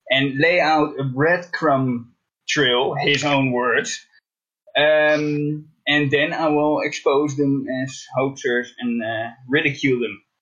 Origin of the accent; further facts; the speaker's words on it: Netherlands; English is a second language; I am from Holland. I'm not oh, from Amsterdam